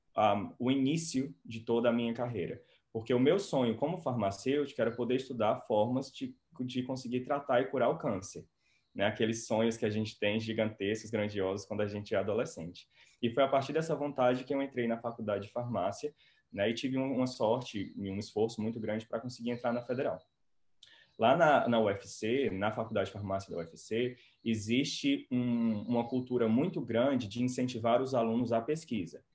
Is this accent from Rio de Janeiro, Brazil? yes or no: no; Quixeramobim, Ceará, Brazil; moved away as an adult; also born or lived in Fortaleza; now in Oxford, United Kingdom; eu sou natural do Ceará, né? Eu sou natural de Quixeramobim. E com 17 anos eu mudei para Fortaleza